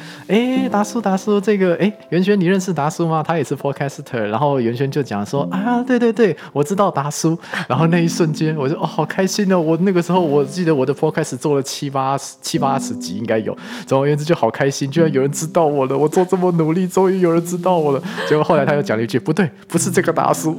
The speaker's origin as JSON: {"language": "Chinese", "country": "Taiwan", "said": "我们台湾人"}